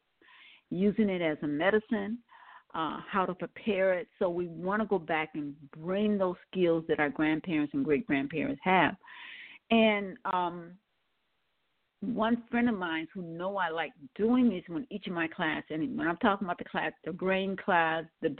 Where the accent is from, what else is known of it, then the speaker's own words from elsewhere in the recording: New Orleans, Louisiana, United States; I was born in New Orleans